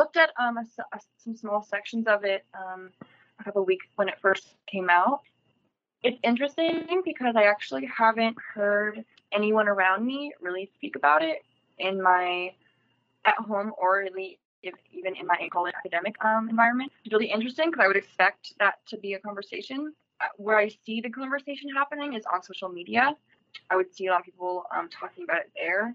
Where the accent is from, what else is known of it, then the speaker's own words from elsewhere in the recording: United States; where I grew up in Laneville my whole life